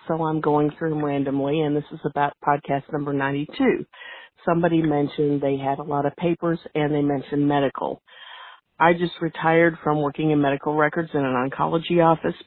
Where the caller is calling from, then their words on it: Indianapolis, Indiana, United States; I'm calling from Indianapolis